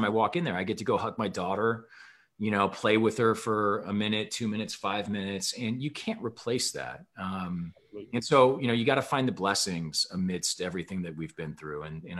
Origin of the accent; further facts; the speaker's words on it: Midwest, United States; as a Midwesterner turned West Coaster, I don't know what to think of that.